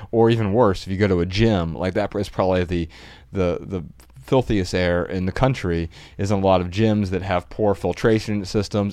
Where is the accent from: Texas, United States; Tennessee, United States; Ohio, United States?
Ohio, United States; Dayton; also born or lived in Missoula, Montana; now in Southern California, United States; growing up in Dayton, Ohio, it's one of the cloudiest places you could be most of the year.